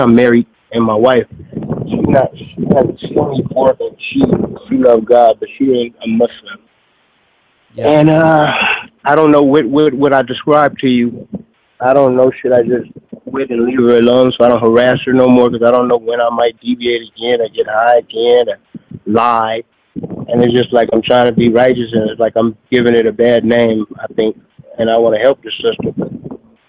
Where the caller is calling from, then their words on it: Phoenix, Arizona, United States; I'm calling from Arizona, Phoenix.